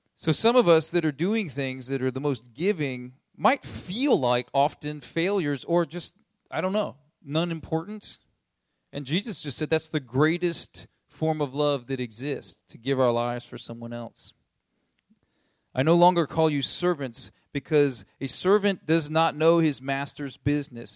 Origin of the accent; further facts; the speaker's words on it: United States; as American people